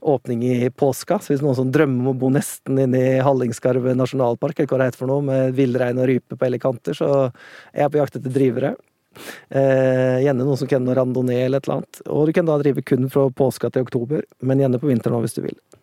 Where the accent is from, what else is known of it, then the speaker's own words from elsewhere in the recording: Otta, Innlandet, Norway; accent: Otta dialect; moved away as an adult; also born or lived in Oslo / Vågå / Spain / Los Angeles; Otta, der jeg kommer fra